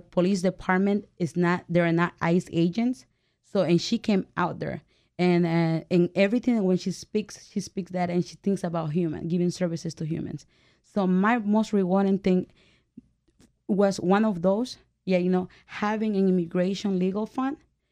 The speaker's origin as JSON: {"language": "English", "country": "El Salvador", "moved": "yes", "lives_now": "United States", "said": "I'm from El Salvador"}